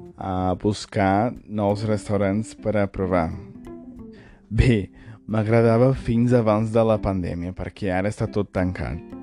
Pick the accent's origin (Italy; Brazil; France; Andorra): Brazil; São Paulo; Catalan is a second language; also born or lived in a small town (from age 10); Jo he nascut i crescut a Sant Paulo, bé, com a mínim a l'estat